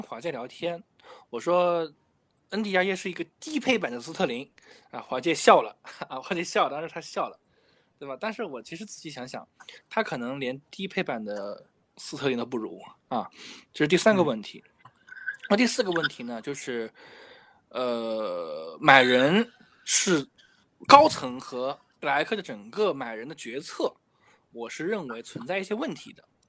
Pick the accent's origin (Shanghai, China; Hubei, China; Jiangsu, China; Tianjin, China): Shanghai, China; 因为我是上海人嘛